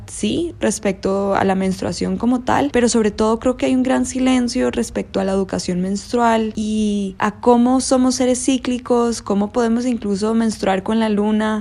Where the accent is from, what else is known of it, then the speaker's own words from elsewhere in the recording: Costa Rica; now in Bogotá, Colombia; soy de Costa Rica y vivo en Bogotá